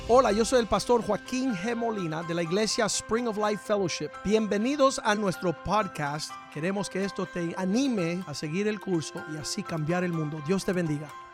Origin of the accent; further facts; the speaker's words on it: Puerto Rico; moved away; also born or lived in Houston, Texas; Yo soy original de Puerto Rico. Yo soy boricua.